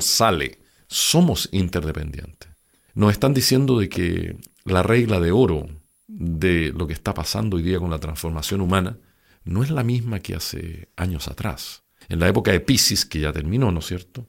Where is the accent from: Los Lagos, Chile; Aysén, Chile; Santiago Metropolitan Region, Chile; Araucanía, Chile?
Santiago Metropolitan Region, Chile; Santiago; yo nací en Santiago el año 1947